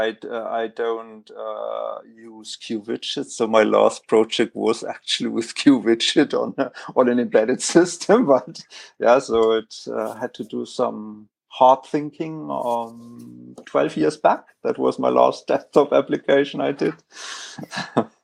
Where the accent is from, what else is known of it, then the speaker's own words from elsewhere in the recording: Southern Bavaria, Germany; from Southern Bavaria.